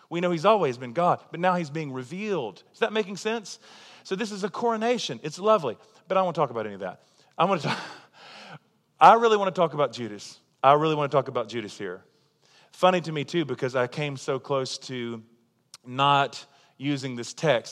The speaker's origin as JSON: {"language": "English", "country": "United States", "also_born_or_lived": "Tulsa, Oklahoma"}